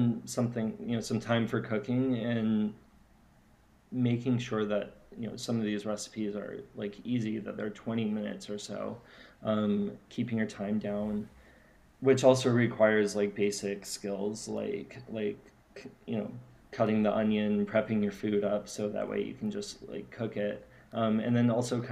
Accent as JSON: {"language": "English", "town": "San Diego", "region": "California", "country": "United States", "said": "I'm from San Diego"}